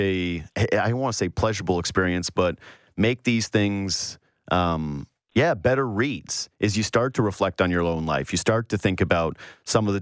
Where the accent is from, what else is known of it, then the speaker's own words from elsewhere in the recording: Whitehorse, Yukon, Canada; moved away; I'm originally from Whitehorse, Yukon, where we call them sleds, not snowmobiles